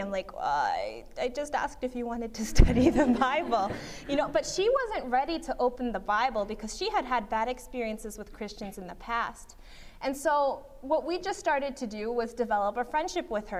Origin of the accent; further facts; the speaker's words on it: Berrien Springs, Michigan, United States; I was raised in Berrien Springs, Michigan